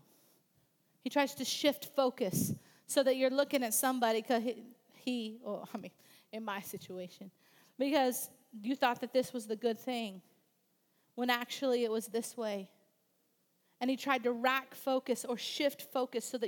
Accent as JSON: {"language": "English", "region": "Missouri", "country": "United States", "tie": "born or raised there", "said": "I grew up in Missouri"}